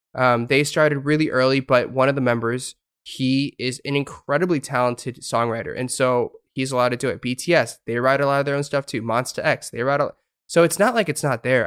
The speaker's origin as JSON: {"language": "English", "country": "United States", "moved": "as an adult", "lives_now": "South Korea", "said": "I was from America"}